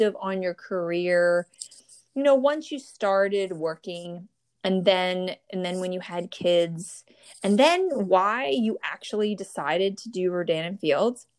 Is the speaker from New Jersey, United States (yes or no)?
yes; New Jersey, United States; born or raised there